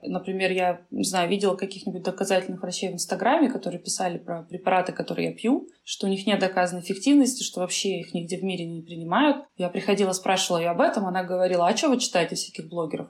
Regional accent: Kamchatka Krai, Russia; now in Saint Petersburg, Russia; когда я росла на Камчатке

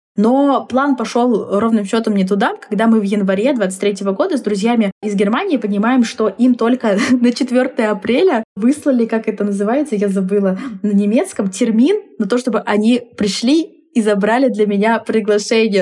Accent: Tomsk, Tomsk Oblast, Russia; в родном городе

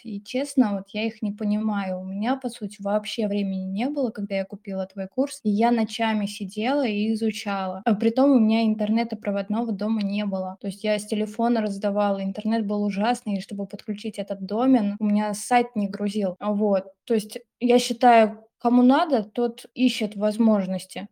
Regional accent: Samara Oblast, Russia; moved away as an adult; мне 25 лет, и я из Самарской области. То есть я совсем недавно, так скажем, приехала в другой город.

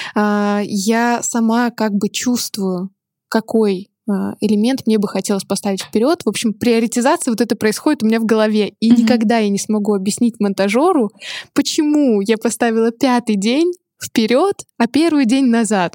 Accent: Chelyabinsk, Chelyabinsk Oblast, Russia; moved away as an adult; also born or lived in Saint Petersburg; я выросла в Челябинске, это не очень модный город

